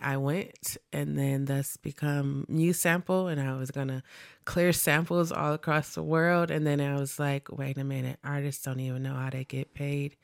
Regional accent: Milwaukee, Wisconsin, United States; I am from Milwaukee. I grew up on the north side, like the north, north side.

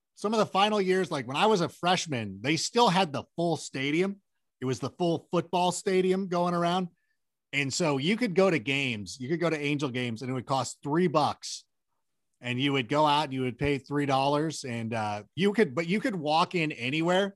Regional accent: Southern California, United States; also born or lived in Chicago; I was born in Chicago, but I grew up out in Southern California

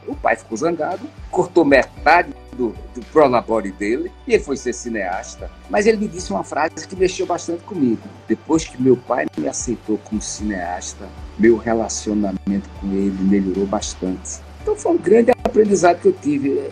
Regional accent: Recife, Pernambuco, Brazil; eu nasci em 1950 em Recife

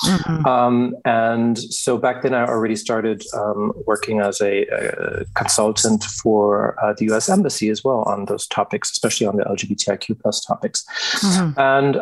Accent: Germany; also born or lived in United States; And I grew up partially in Germany and partially in the US. So it always depended on where my father was stationed at.

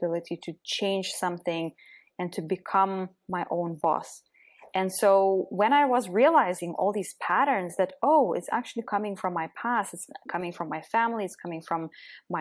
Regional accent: Lithuania; moved away; also born or lived in Belgium / Netherlands / Germany / Austria; I'm originally from Lithuania

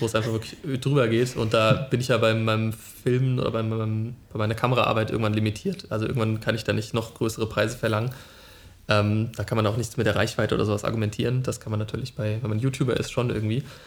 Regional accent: Friedberg, Germany; moved away as an adult; now in Berlin, Germany; von Friedberg, meiner Heimatstadt, bin ich dann nach Berlin gezogen

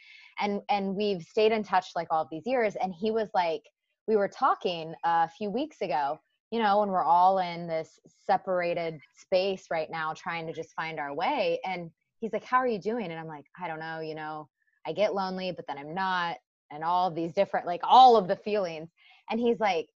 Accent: Kansas, United States; I was born and raised in Kansas, like middle of the states

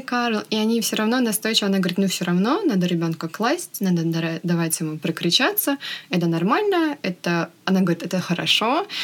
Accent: Russia; moved away as an adult; now in California, United States; Мы обе родом из России, но сейчас живем в Америке. Я живу в Калифорнии примерно полтора года

